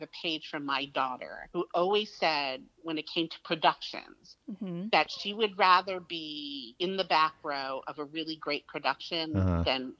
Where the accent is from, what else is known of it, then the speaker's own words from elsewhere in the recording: Hicksville, New York, United States; And they used to practice right outside of my hometown in Hicksville at a place called Cantillon Park.